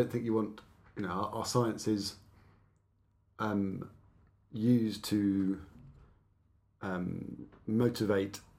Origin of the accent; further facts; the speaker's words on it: Exeter, South West England, United Kingdom; moved away as an adult; also born or lived in Oxford / Nottingham; so I, I, grew up in the southwest of England.